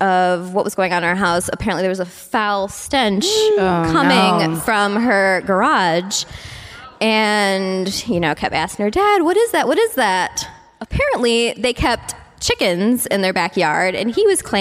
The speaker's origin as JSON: {"language": "English", "town": "Cleveland", "region": "Ohio", "country": "United States", "said": "I'm from Cleveland"}